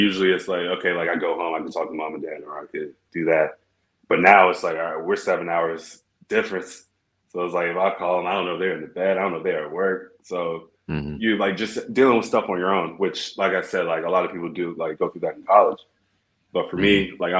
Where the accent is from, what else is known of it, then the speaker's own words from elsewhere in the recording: Hoover, Alabama, United States; moved away as an adult; I grew up in Hoover, like, middle school, high school, went to Samford, like, 10 minutes away